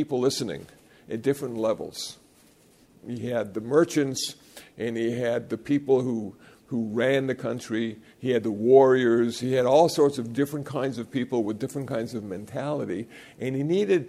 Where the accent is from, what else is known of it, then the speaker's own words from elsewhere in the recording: Iowa, United States; moved away; also born or lived in Los Angeles; I was born in Iowa, and I got ordained in Los Angeles